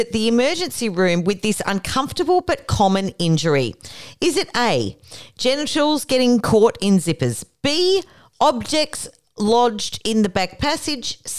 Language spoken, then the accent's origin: English; Australia; we are from Australia